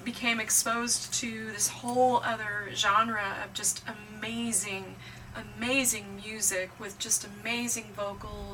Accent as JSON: {"language": "English", "region": "Midwest", "country": "United States", "said": "I'm from the Midwest"}